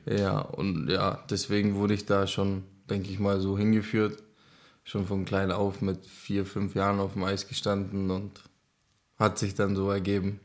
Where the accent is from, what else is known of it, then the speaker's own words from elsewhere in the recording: Šumperk, Olomouc Region, Czechia; German is a second language; also born or lived in Zábřeh, Czech Republic; now in Selb, Germany; Ich bin geboren in Sabrek